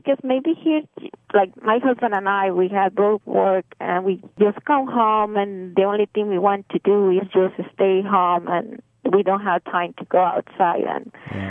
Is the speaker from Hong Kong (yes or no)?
no; Iguala, Guerrero, Mexico; accent: Mexican; English is a second language; moved away as an adult; now in United States; I grew up in Mexico and Mexican. You can pick up the accent now.